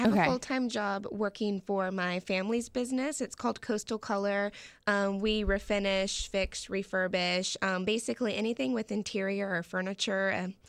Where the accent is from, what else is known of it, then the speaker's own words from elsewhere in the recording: St. Johns River, Florida, United States; I grew up on the river. We lived on the St. John's River